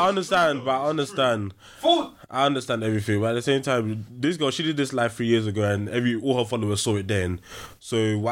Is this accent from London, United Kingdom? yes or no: yes; London, United Kingdom; I'm from South London.